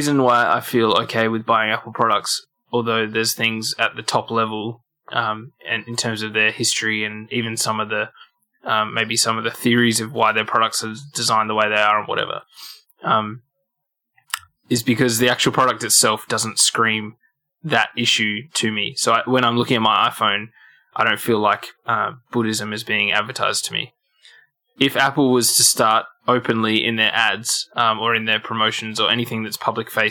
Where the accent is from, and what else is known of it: Australia